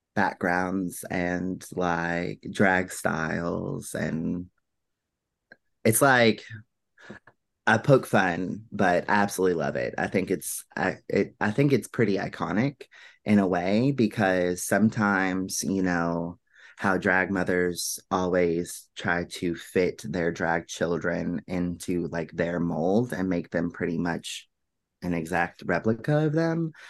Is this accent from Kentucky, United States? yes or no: yes; Finchville, Kentucky, United States; I grew up in a small town right outside of Louisville, and it's actually called Finchville